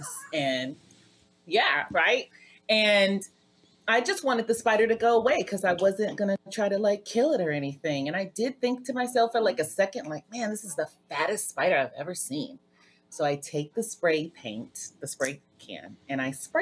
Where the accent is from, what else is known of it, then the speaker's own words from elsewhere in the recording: Louisiana, United States; I'm from Louisiana